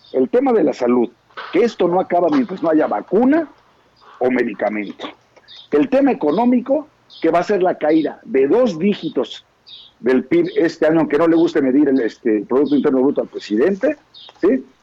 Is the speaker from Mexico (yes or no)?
yes; Mexico; sí estoy enojado como mexicano, como ciudadano